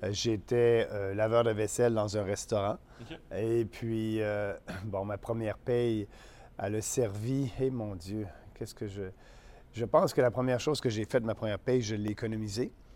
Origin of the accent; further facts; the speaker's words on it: Beauce, Quebec, Canada; also born or lived in Montreal / Ottawa; la Beauce, pour moi, c'est, c'est ma région, c'est mon coin, c'est mon coin de pays.